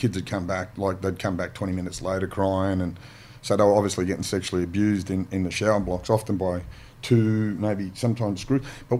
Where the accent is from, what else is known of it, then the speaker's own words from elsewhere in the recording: Mount Druitt, New South Wales, Australia; Growing up in Mount Druitt